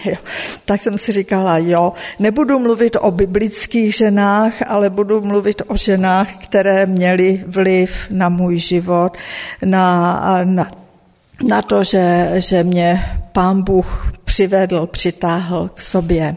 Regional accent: Czechia; moved away as an adult; also born or lived in United States / Indonesia / Ecuador; Odešli jsme z Československa v roce 1969

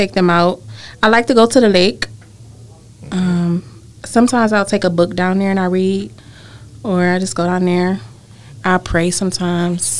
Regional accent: Cleveland, Ohio, United States; I was born in Cleveland, and I have been here my whole life. Born and raised

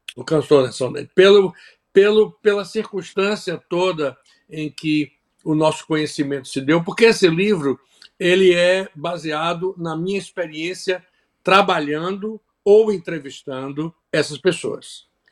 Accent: Bahia, Brazil; moved away as an adult; also born or lived in Salvador; now in Florida, United States; a cultura da minha terra, que eu amo, sou apaixonado, não vou me desligar dela nunca

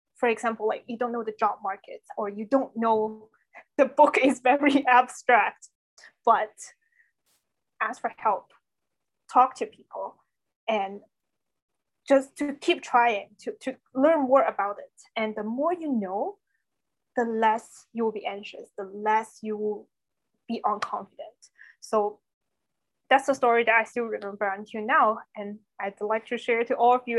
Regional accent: China; first language Chinese; English is a second language; moved away; Everything is in Chinese, was in my, my mother language.

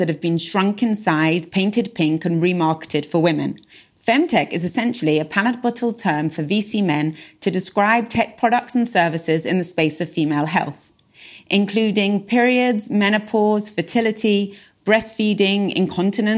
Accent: England, United Kingdom; moved away as an adult; now in Israel; I'm originally from England. I moved to Israel around 14 years ago

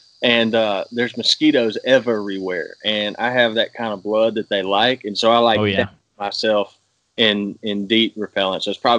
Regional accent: Mississippi, United States; from Mississippi originally. I grew up probably like half an hour from the Primos headquarters

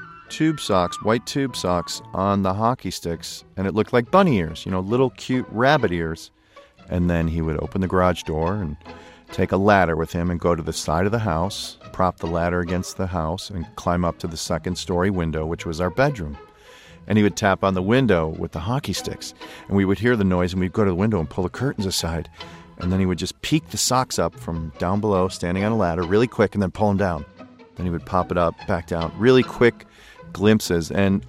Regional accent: Chicago, Illinois, United States; I grew up in Chicago. I'm one of 7 children

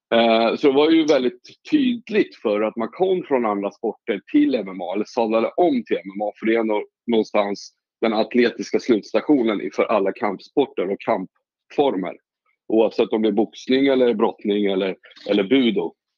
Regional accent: Åkersberga, Stockholm County, Sweden; Jag är ju uppvuxen i Åkersberga, inte långt därifrån

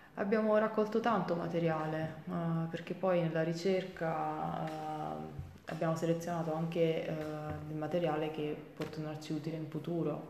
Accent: Avellino, Campania, Italy; first language Italian and Chinese; also born or lived in Salerno; sono madrelingua italo-cinese, eh, mia madre è di Taiwan e mio padre è italiano, eh, scrivo e parlo correntemente in inglese e spagnolo. Dopo essermi diplomata al liceo linguistico di Avellino

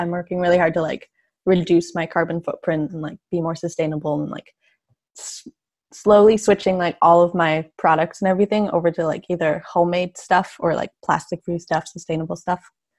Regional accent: Salmon Arm, British Columbia, Canada; moved away as an adult; now in Victoria, Canada; I'm from like a really small town in like mid BC.

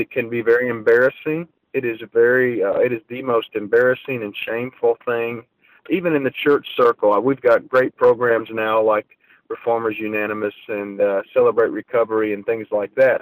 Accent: Ohio, United States; I was from Ohio

